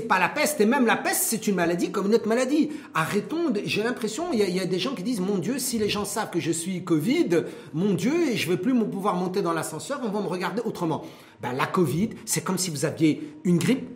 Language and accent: French; Morocco; chez nous au Maroc